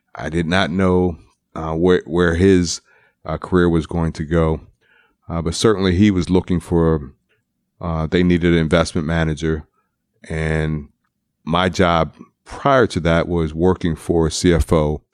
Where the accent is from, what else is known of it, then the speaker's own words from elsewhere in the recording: Baltimore, Maryland, United States; I'm from Baltimore